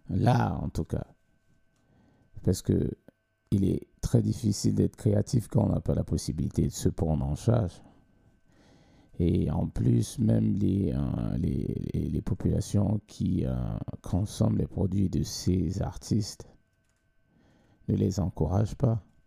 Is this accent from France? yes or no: no; Cameroon; moved away as an adult; now in Sweden; j'ai commencé à chanter, mm, entre parenthèses, hein, euh, professionnellement quand j'ai quitté le Cameroun